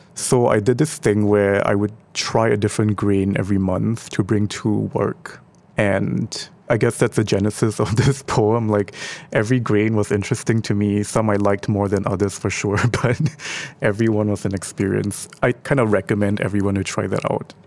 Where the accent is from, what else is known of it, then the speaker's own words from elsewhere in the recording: Singapore; our identity as Singaporean